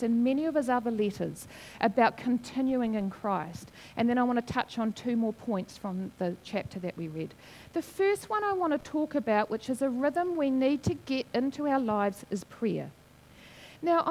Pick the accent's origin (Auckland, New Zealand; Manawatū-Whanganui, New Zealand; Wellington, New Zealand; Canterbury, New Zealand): Wellington, New Zealand; Wairarapa; I grew up in the Wairarapa